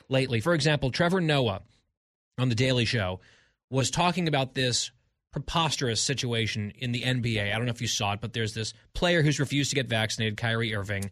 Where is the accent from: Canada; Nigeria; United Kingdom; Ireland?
United Kingdom; England; I'm English